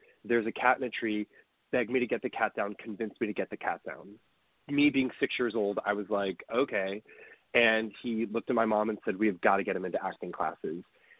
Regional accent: Maine, United States; born there; I was born in Maine, and I've lived all over the United States.

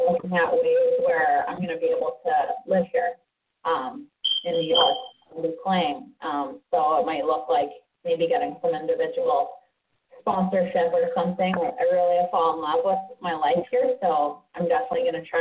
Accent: Canada; moved away as an adult; now in United States; Being Canadian, hockey is my only job. To live off of with my work visa

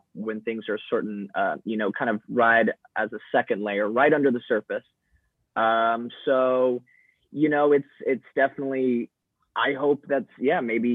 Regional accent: Arizona, United States; as a white guy growing up in Arizona

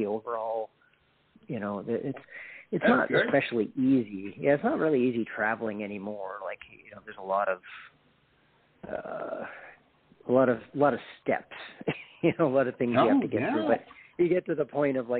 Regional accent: Canada

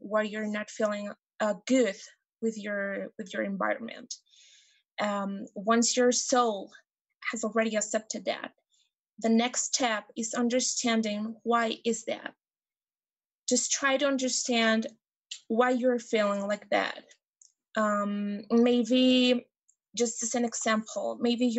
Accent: Mexico; I'm from Mexico

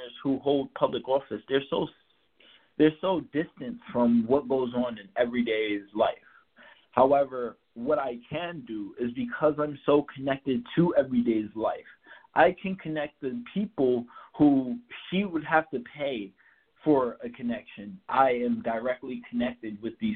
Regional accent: New York City, New York, United States; now in Albany, United States; I'm from Brooklyn, Crown Heights.

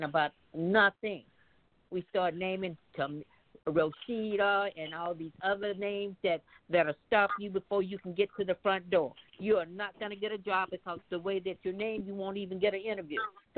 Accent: Mississippi, United States; moved away; I come from Mississippi, and I was just there when we buried my brother.

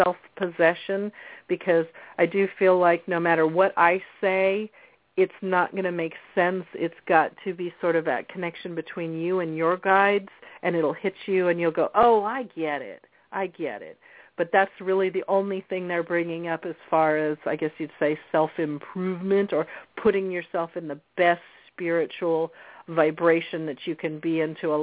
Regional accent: New Jersey, United States; I was born in New Jersey

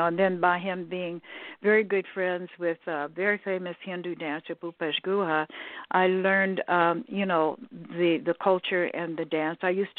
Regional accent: United States; Yeah, I'm pure American. A little bit of this, a little bit of that.

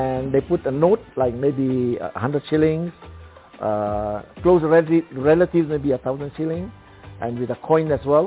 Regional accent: Mombasa, Mombasa County, Kenya; I was born in Mombasa

